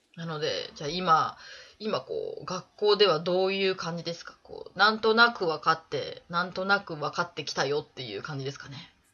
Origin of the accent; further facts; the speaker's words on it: Tottori, Japan; also born or lived in Tokyo; now in Paris, France; 私はもう鳥取県出身だったので